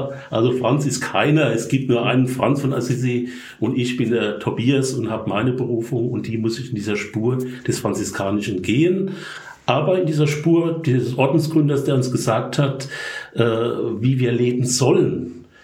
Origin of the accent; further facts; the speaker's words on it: Rhineland-Palatinate, Germany; accent: Palatinate; Äh, vielleicht vorweg, ich bin Pfälzer. Ich versuche Hochdeutsch zu reden, aber ich hoffe, man versteht mich. Aber der Akzent wird bleiben.